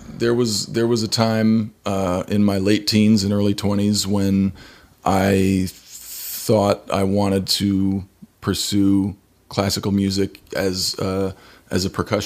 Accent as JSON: {"language": "English", "town": "Santa Fe", "region": "New Mexico", "country": "United States", "tie": "born or raised there", "lives_now": "Kansas City, United States", "said": "before that, I grew up in Santa Fe, New Mexico, and mm-hmm. did 2 years at University of New Mexico as a percussion major, transferred to Ball State in Indiana"}